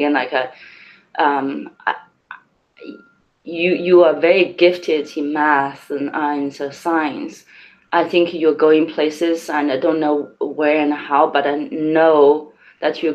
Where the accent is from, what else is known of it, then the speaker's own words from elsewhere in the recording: Changsha, Hunan, China; I grew up in Hunan province in Changsha, the capital city of Hunan.